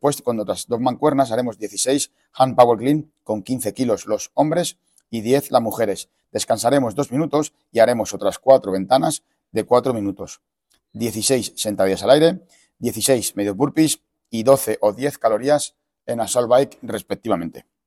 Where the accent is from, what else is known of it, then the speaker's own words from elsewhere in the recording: Fuenlabrada, Community of Madrid, Spain; En Fuenla se dice En Fuenla. yo, soy de Fuenla.